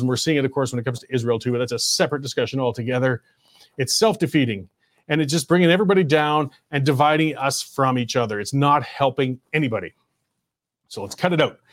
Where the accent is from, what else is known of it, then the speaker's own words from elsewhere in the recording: Canada; I was born in Canada